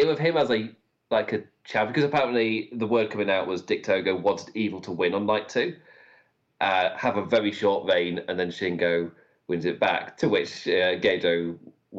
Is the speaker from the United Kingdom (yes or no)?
yes; United Kingdom; I'm British. We're born for this